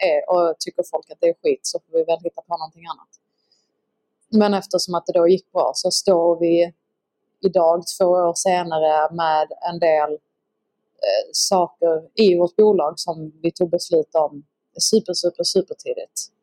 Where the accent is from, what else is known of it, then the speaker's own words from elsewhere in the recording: Skåne, Sweden; accent: Scanian (skånska); när jag snackar skånska